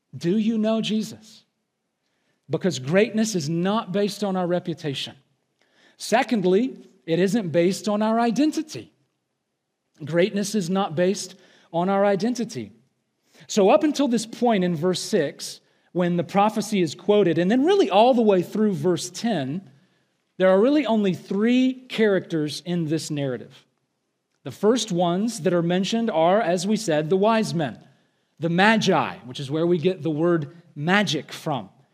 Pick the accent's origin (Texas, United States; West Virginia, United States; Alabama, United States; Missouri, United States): Alabama, United States; I am from Alabama.